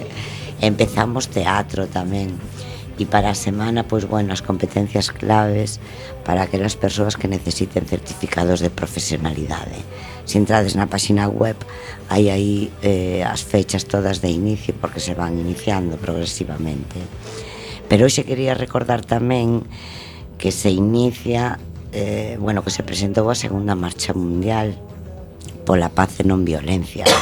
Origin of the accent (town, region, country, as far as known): Galicia, Spain